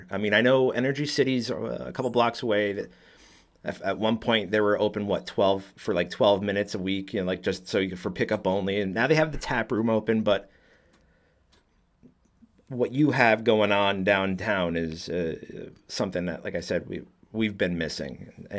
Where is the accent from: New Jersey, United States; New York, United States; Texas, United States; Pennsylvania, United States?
New Jersey, United States; also born or lived in Batavia, Illinois; now in Illinois, United States; I'm originally from Jersey